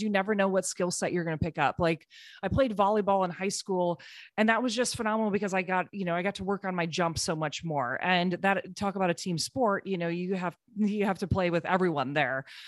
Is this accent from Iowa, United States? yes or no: yes; Cedar Rapids, Iowa, United States; moved away; I'm from Cedar Rapids, Iowa originally. My parents still live there